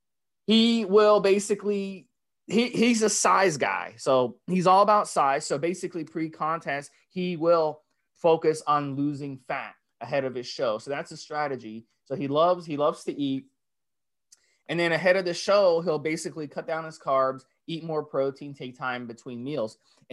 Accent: Dominican Republic; also born or lived in New York; now in United States; being someone who's from the Caribbean, Dominican Republic, growing up in New York

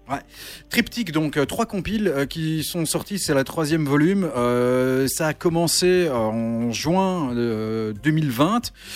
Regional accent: Charleroi, Wallonia, Belgium; on est de Charleroi tous les trois.

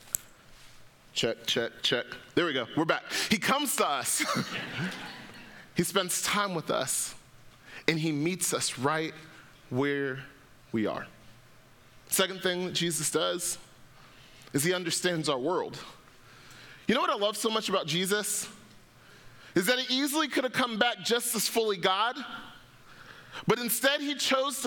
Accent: Atlanta, Georgia, United States; I grew up in Atlanta, Georgia

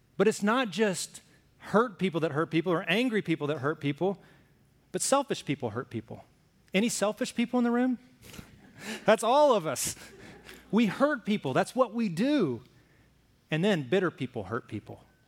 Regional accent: Alabama, United States; I grew up in Alabama

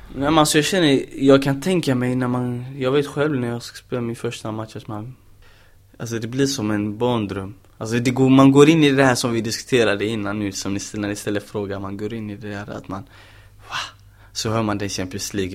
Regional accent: Gothenburg, Västra Götaland, Sweden; moved away as an adult; now in Malmö, Sweden; jag är fortfarande brorsan från Angered

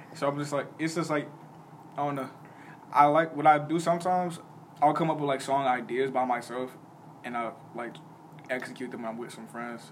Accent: Chicago, Illinois, United States; growing up in Chicago

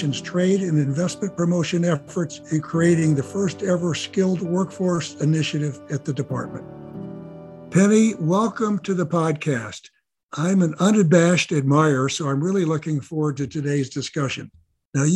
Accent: Chicago, Illinois, United States; I grew up in Chicago, and I began my business career in Chicago

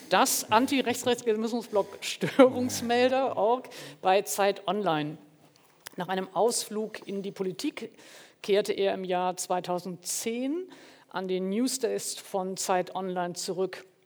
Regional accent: Wuppertal, North Rhine-Westphalia, Germany; also born or lived in Mülheim an der Ruhr / Hamburg; ich bin 1967 in Mülheim an der Ruhr geboren und in Wuppertal und Hamburg aufgewachsen.

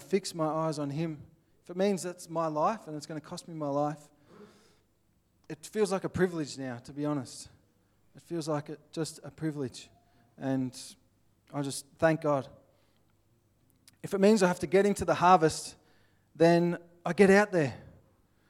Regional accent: Australia; accent: Aussie; I'm from Australia

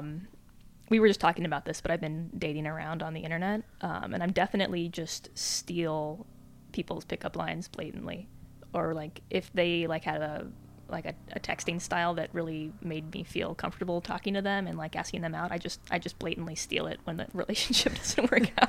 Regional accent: Albuquerque, New Mexico, United States; moved away; I'm from Albuquerque

